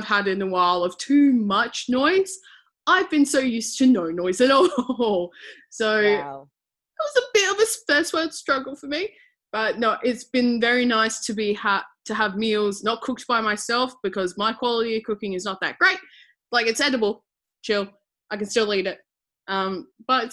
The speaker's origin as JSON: {"language": "English", "town": "Adelaide", "region": "South Australia", "country": "Australia", "tie": "born or raised there", "also_born_or_lived": "Melbourne", "said": "I was born and raised here in Adelaide, South Australia"}